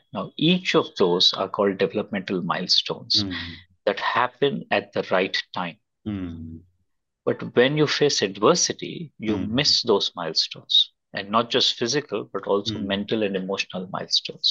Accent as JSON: {"language": "English", "town": "Bangalore", "region": "Karnataka", "country": "India", "tie": "born or raised there", "said": "I was born and brought up in Bangalore"}